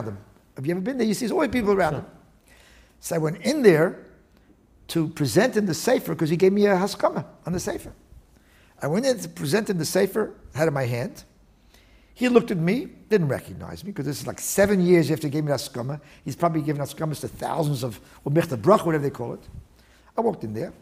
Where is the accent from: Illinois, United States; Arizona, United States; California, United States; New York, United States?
New York, United States; New York City; also born or lived in Brooklyn / Miami Beach, Florida; now in Riverdale, United States; I grew up in the West Side